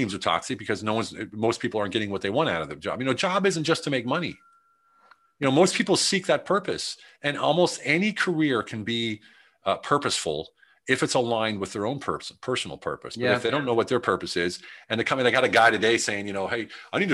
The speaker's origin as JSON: {"language": "English", "country": "United States", "said": "I'm the American"}